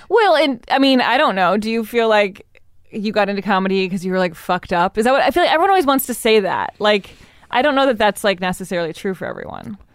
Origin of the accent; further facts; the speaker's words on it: Evanston, Illinois, United States; I grew up in Evanston